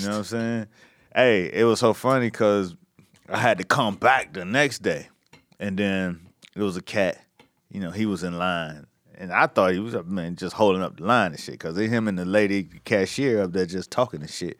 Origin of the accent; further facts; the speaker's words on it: Miami Gardens, Florida, United States; the mayor of my hometown, you know what I'm saying, of Miami Gardens